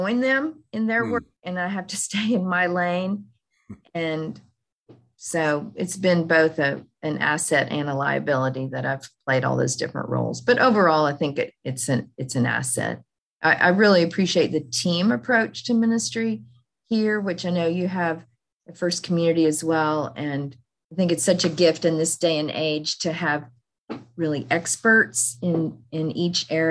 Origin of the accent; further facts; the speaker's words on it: Fort Worth, Texas, United States; moved away as an adult; now in Kansas City, United States; I grew up in Fort Worth, Texas